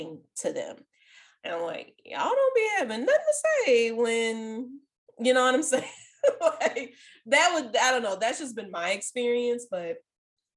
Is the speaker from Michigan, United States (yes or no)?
no; New Orleans, Louisiana, United States; Even when I was like super young, living in New Orleans East